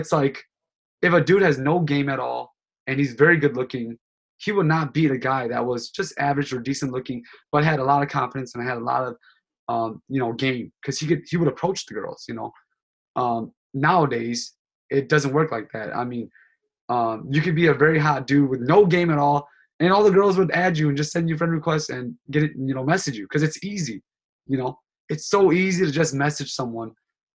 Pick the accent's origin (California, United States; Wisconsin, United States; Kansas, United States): Wisconsin, United States; Sheboygan; also born or lived in Thailand / St. Paul, Minnesota; now in Milwaukee, United States; I was born in Thailand, and then I was raised in Sheboygan, Wisconsin.